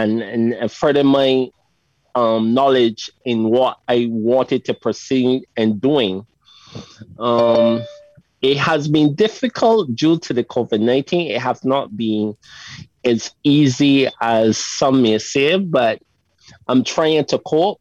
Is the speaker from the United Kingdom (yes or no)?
no; Barbados; I'm from Barbados